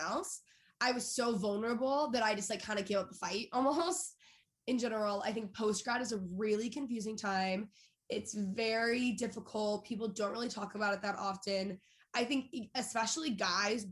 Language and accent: English; Texas, United States; moved away; also born or lived in Los Angeles; I grew up in Texas